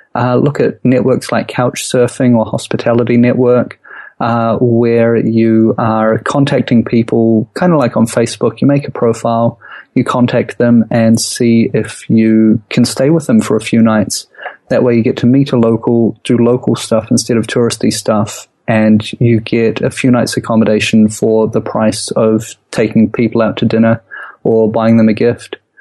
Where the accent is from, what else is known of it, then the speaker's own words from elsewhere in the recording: Auckland, New Zealand; moved away as an adult; Auckland's home for us. It's where we grew up.